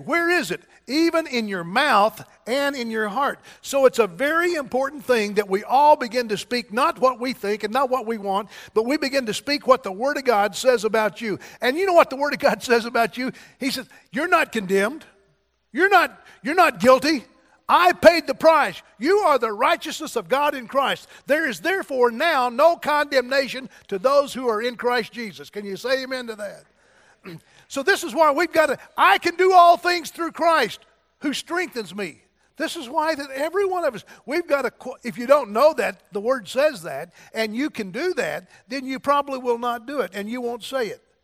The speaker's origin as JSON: {"language": "English", "town": "Donovan", "country": "United States", "moved": "yes", "said": "I was from Donovan, and I thought I'd never get out of Donovan"}